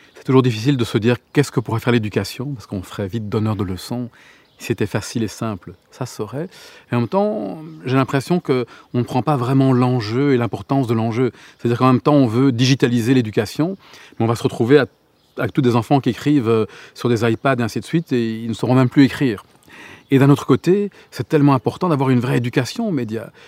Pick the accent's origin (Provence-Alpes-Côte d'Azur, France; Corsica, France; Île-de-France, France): Provence-Alpes-Côte d'Azur, France; Gorges du Verdon; là où j'ai grandi, dans les, dans les gorges du Verdon